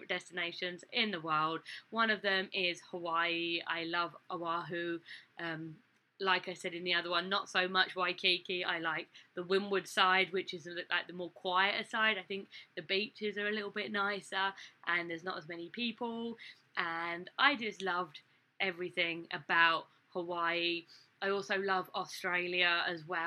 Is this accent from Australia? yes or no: no; England, United Kingdom; moved away as an adult; now in United States; I'm English